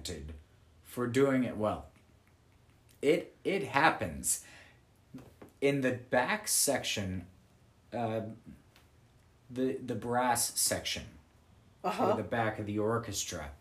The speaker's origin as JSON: {"language": "English", "town": "Eugene", "region": "Oregon", "country": "United States", "said": "I'm from Eugene, Oregon"}